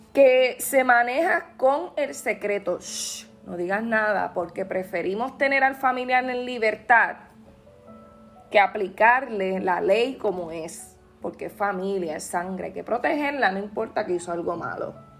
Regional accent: Puerto Rico

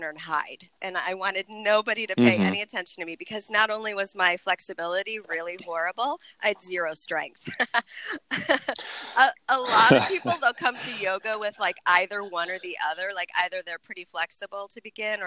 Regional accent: Buffalo, New York, United States; moved away as an adult; also born or lived in San Francisco; now in Orange County, United States; growing up in Buffalo

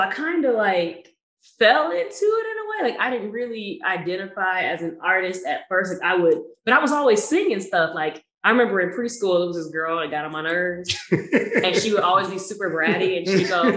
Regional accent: Toledo, Ohio, United States; I'm from the exciting, big, giant city of Toledo, Ohio

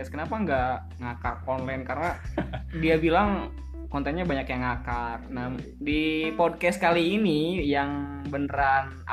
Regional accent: Pandeglang, Banten, Indonesia; Dan gue berasal dari Pandeglang, Banten.

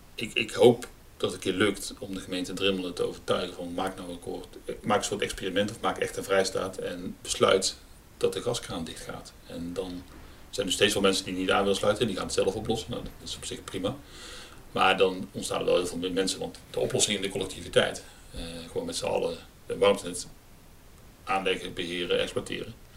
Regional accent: Terheijden, North Brabant, Netherlands; also born or lived in Nijmegen; in mijn geboortedorp

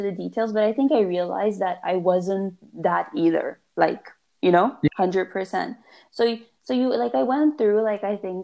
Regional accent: Norway; also born or lived in Afghanistan / Pakistan; I grew up in Norway, I was like 5.5 years old when we moved there.

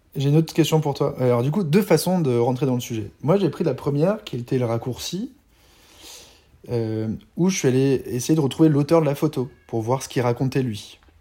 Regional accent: France; also born or lived in Malta; la chance qu'on avait d'être français

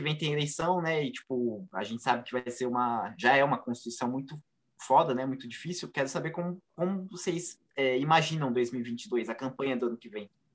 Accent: São Paulo, Brazil; eu sou de São Miguel

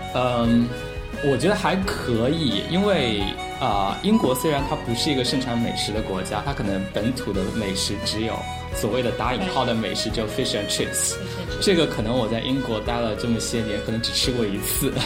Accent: Huzhou, Zhejiang, China; moved away as an adult; 其实我呢，自我定位一直是一个小镇青年，然后我在大学出国之前，其实一直是在我的家乡，我家乡是一个浙江的一个小城，然后叫湖州，然后它是以这个毛笔出名，之前有苏轼也做过他的那个知府。然后我初中、高中其实都是在家乡最好的高中读的

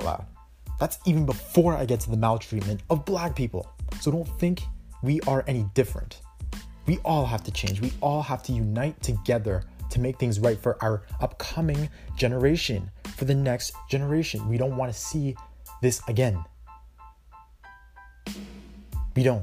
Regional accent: Canada; I'm Canadian

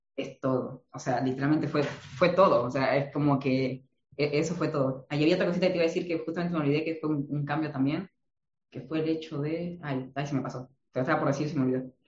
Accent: Argentina; yo vengo de Argentina

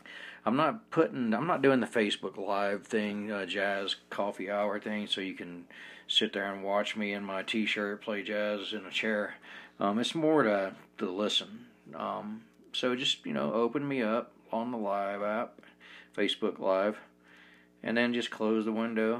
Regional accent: Smyrna, Georgia, United States; also born or lived in South Carolina; now in Ogden, United States; I was born in South Carolina, raised in Georgia.

